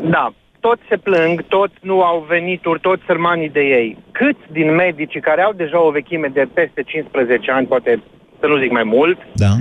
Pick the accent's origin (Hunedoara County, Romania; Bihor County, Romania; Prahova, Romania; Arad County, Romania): Arad County, Romania; Arad; eu acum, în momentul ăsta, chiar vorbesc de Arad, că sunt din Arad